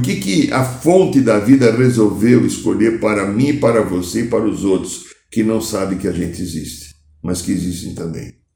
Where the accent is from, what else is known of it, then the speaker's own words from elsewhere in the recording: São Paulo, Brazil; que eu via quando era criança aqui em São Paulo